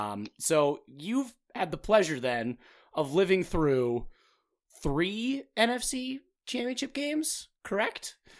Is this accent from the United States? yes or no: yes; Minnesota, United States; also born or lived in New York; I'm from Minnesota.